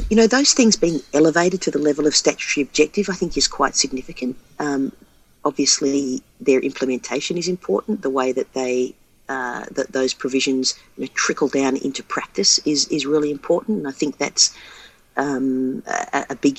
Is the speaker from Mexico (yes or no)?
no; Australia; growing up in Australia, the dominant code in the city that I lived in was Australian rules